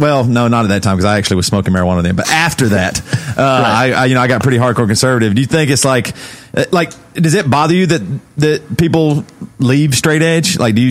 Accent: Southern United States, United States; All these things that were taught to me growing up in the South.

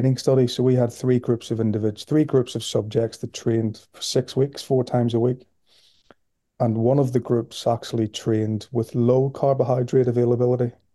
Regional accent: Belfast, Northern Ireland, United Kingdom; moved away as an adult; now in Liverpool, United Kingdom; as you can hear from my accent, I'm from Belfast originally, and I came to Liverpool in the year 2000 as an undergraduate student

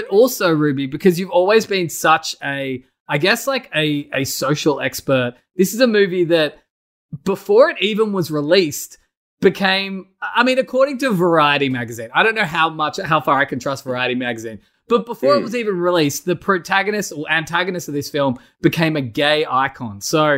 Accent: Australia

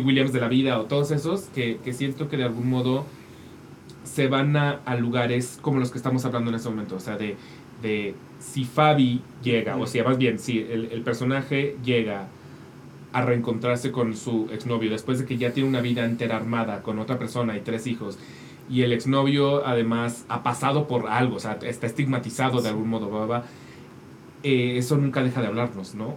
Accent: Mexico; como mexicanos

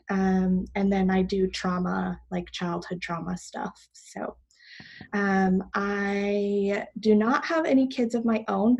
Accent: Boston, Massachusetts, United States; moved away; I am originally from the Boston area. So I'm a New England girl at heart through and through.

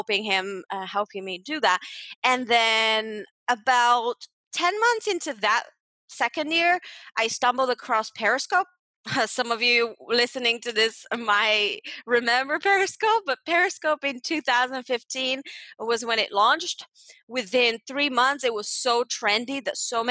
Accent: Bulgaria; moved away as an adult; also born or lived in United Kingdom; now in Malta; Growing up in Bulgaria, my big dream was to become a lawyer

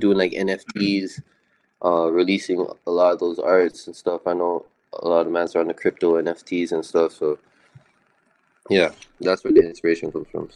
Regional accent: Toronto, Ontario, Canada; I'm from Toronto.

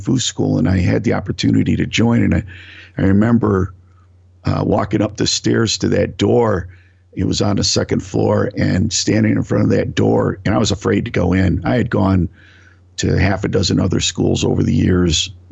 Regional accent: Northeast Ohio, United States; I grew up in Northeast Ohio, working class family

